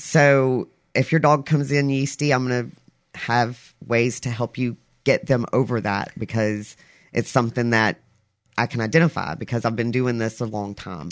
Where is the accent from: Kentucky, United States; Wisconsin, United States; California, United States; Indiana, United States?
Kentucky, United States; Albany; moved away; also born or lived in South Mississippi; I was born and raised in Albany, Kentucky.